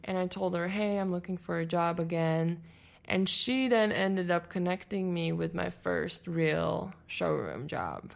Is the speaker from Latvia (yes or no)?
yes; Latvia; first language Latvian; English is a second language; moved away as an adult; now in United States; I'm from Latvia